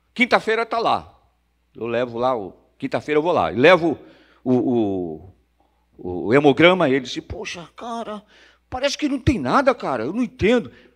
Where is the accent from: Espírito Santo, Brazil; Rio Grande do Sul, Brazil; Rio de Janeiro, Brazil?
Rio de Janeiro, Brazil; Nasci numa terça-feira de carnaval, nasci na Praça 11, perto do Sambódromo